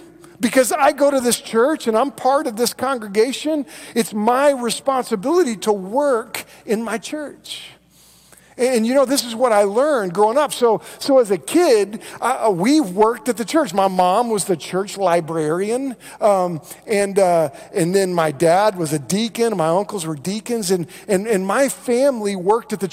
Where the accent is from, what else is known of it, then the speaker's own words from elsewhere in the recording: Moore, Oklahoma, United States; I grew up in Moore, which, if you know where Moore is, it's between Norman and Oklahoma City, right there.